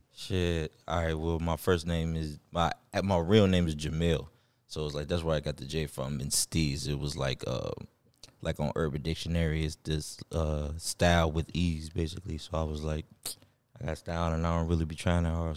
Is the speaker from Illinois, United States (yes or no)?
yes; Chicago, Illinois, United States; also born or lived in Riverdale; I'm from Chicago